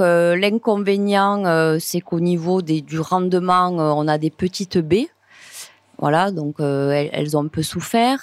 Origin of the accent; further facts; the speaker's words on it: Montréal, Occitania, France; je suis née dans une cave coopérative, hein, la cave coopérative de Montréal